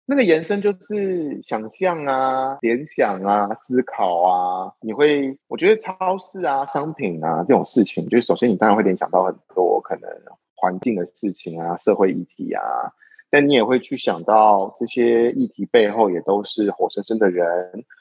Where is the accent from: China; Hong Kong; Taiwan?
Taiwan; 我是台湾人